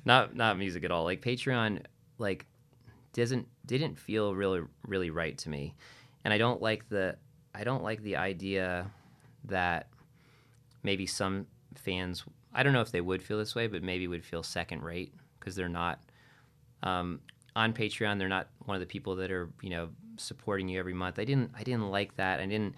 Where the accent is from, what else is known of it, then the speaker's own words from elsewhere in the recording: New England, United States; So I'm from New England, so it's home.